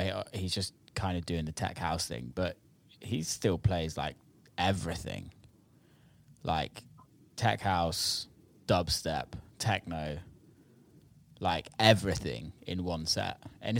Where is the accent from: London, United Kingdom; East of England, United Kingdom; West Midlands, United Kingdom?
West Midlands, United Kingdom; Birmingham; now in Los Angeles, United States; growing up in Birmingham